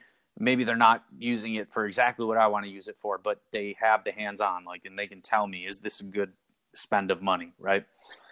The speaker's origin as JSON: {"language": "English", "region": "Illinois", "country": "United States", "tie": "born or raised there", "said": "I grew up in Illinois, which not that far from Chicago, maybe a half hour or so"}